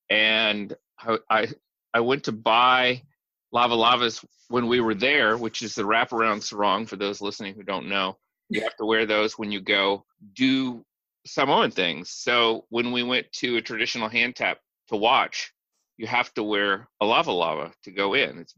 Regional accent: Indianapolis, Indiana, United States; I grew up in Indianapolis

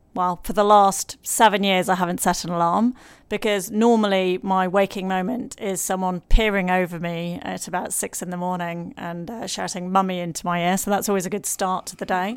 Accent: Lancashire, North West England, United Kingdom; I'm from Lancashire

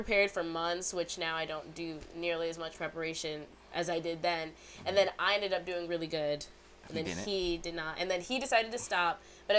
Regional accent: Aurora, Illinois, United States; moved away as an adult; now in Atlanta, United States; I'm from Aurora, Illinois.

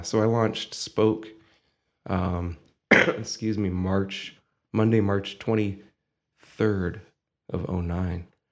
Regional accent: Findlay, Ohio, United States; moved away as an adult; also born or lived in Bowling Green, Ohio; now in Toledo, United States; Born and raised in Findlay

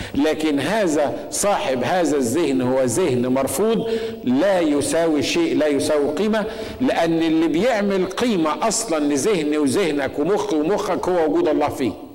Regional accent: Egypt; عندنا في مصر

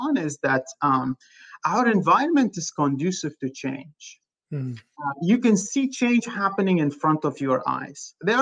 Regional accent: Afghanistan; now in Los Angeles, United States

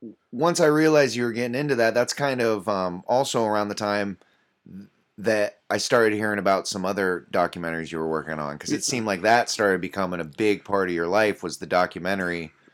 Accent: Ohio, United States; I'm from Ohio

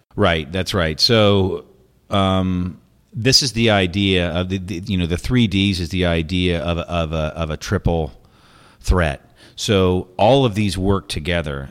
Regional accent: United States; moved away; as an American

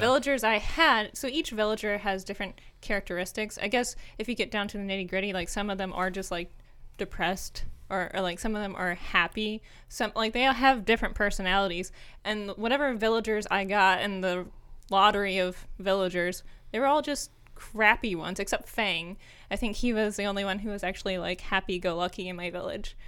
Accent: United States; also born or lived in Germany

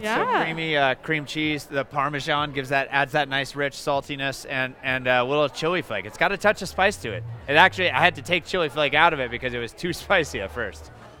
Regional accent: Iowa, United States; now in Colorado, United States; Born and raised in Iowa.

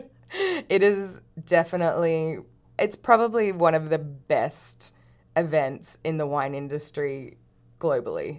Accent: Brisbane, Queensland, Australia; moved away as an adult; also born or lived in Canada; I grew up in Brisbane in Australia.

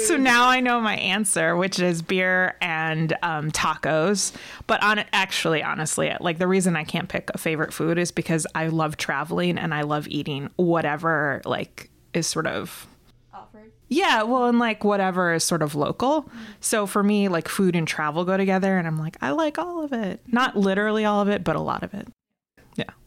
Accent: Rochester, New York, United States; I'm from Rochester, New York

